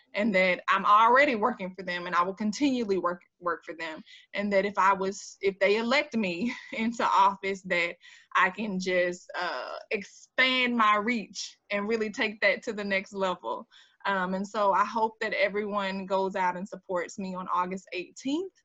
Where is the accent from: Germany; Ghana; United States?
United States; Jacksonville, Florida; accent: Jacksonville drawl; folks think that I'm sometimes from Mississippi and stuff like that. I'm like, no, this is a Jacksonville draw